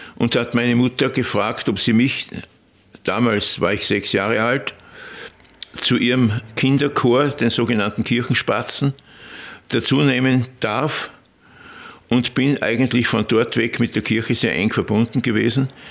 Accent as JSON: {"language": "German", "town": "Bad Aussee", "region": "Styria", "country": "Austria", "tie": "born or raised there"}